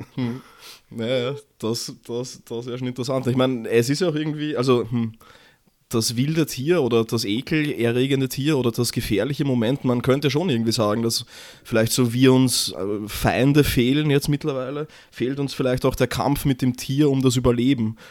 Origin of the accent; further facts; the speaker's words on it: Vienna, Austria; als Wiener